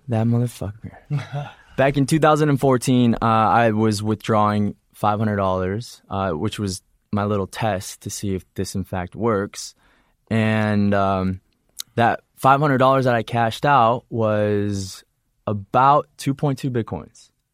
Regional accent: Illinois, United States; also born or lived in Wisconsin; I'm from Illinois. Uh, I was just born there.

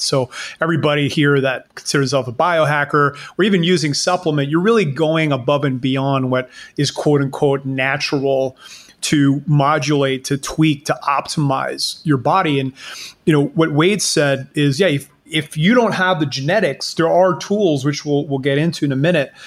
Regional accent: Canada; now in Panama; I live in Panama, but I'm Canadian

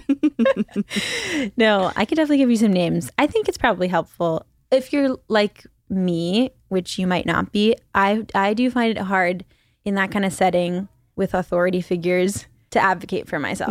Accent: Philippines; moved away as an adult; also born or lived in China / New York City, United States; now in Los Angeles, United States; Mostly the Philippines and China.

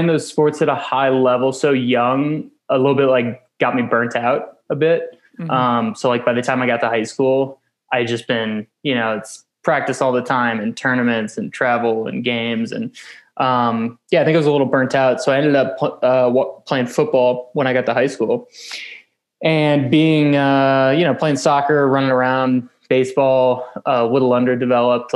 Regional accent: St. Louis, Missouri, United States; moved away as an adult; also born or lived in Fort Worth, Texas; now in Flagstaff, United States; my hometown of St. Louis, Missouri

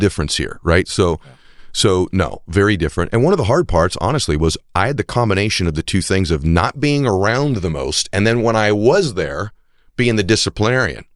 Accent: New England, United States; I'm from New England as well

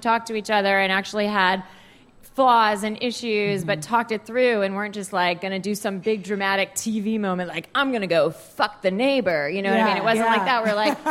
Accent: Virginia, United States; I grew up in Virginia.

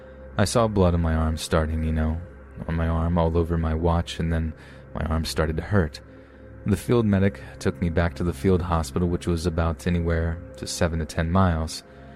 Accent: Astoria, New York, United States; I was born and raised in Historia, Long Island City, New York.

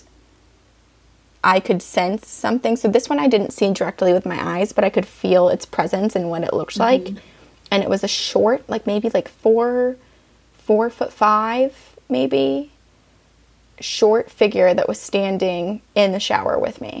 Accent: Vermont, United States; also born or lived in Littleton, New Hampshire; When I was 5, we moved to Vermont. So I'm like, oh, I'm from Vermont.

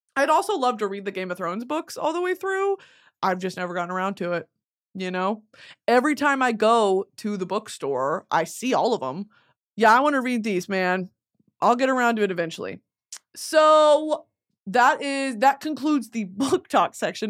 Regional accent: the South, United States; I was born as a, a, a liberal Southern woman in nineteen ninety-seven

